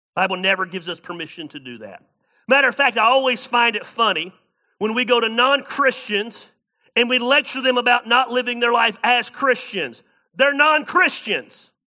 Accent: the South, United States; moved away as an adult; also born or lived in Ames, Iowa; I'm from the South.

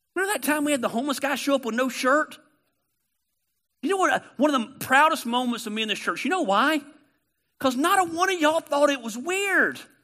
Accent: Canton, Georgia, United States; I am a redneck from Canton, Georgia. Of course I have a voice inflection

